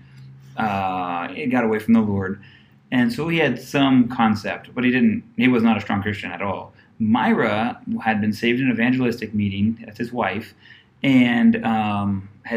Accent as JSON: {"language": "English", "region": "Ohio", "country": "United States", "tie": "born or raised there", "moved": "as an adult", "lives_now": "Cojutepeque, El Salvador", "said": "growing up in Ohio, my pastor allowed myself and my twin brother to work at the church voluntarily"}